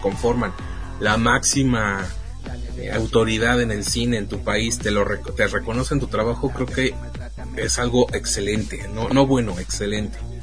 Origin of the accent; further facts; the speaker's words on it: Mexico; siendo mexicano